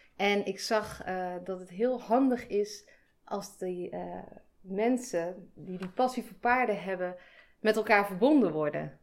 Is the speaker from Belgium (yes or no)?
no; a village near Breda, North Brabant, Netherlands; ik kom uit Breda. Daar ben ik in een dorpje in de buurt opgegroeid